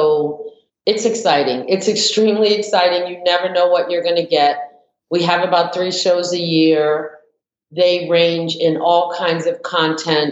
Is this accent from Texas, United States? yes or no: no; New York, United States; moved away as an adult; also born or lived in Brooklyn; now in Atlanta, United States; being born and raised in New York and then moving to Atlanta